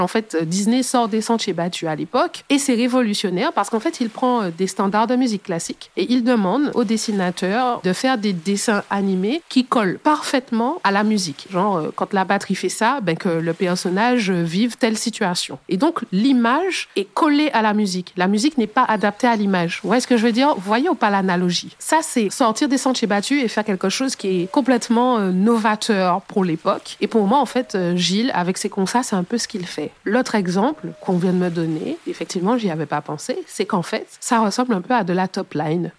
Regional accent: Martinique; Chez nous, en Martinique

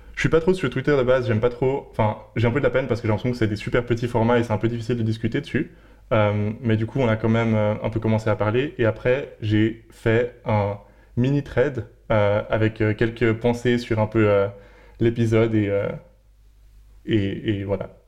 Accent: Geneva, Switzerland; moved away as an adult; now in Berlin, Germany; je viens de Suisse, de Genève

